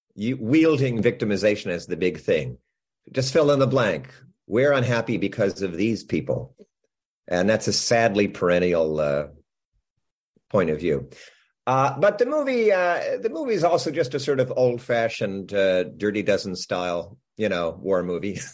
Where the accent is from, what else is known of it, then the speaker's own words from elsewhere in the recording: New Jersey, United States; I grew up in New Jersey